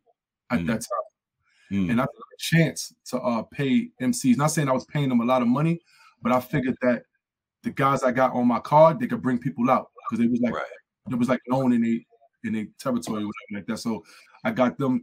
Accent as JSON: {"language": "English", "town": "New York City", "region": "New York", "country": "United States", "moved": "yes", "lives_now": "Albany, United States", "said": "I'm from Harlem, New York"}